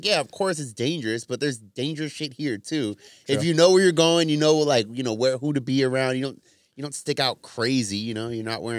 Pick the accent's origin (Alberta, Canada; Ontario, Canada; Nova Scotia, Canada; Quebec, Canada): Ontario, Canada; Just say you're Canadian. I grew up in Ontario.